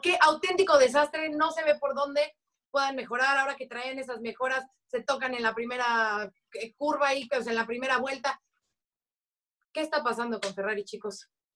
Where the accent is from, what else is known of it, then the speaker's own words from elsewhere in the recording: Mexico; como mexicanos, como latinos